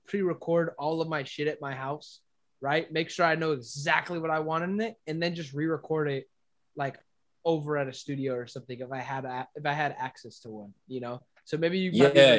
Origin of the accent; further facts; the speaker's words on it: San Jose, California, United States; I'm from Alviso. And it's a pretty small town, so everybody kind of knows everybody. And I grew up with him.